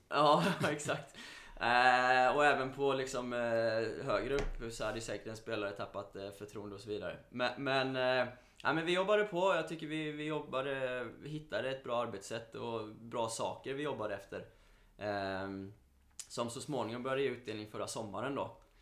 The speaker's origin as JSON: {"language": "Swedish", "town": "Mölndal", "region": "Västra Götaland", "country": "Sweden", "said": "jag är från Mölndal från början"}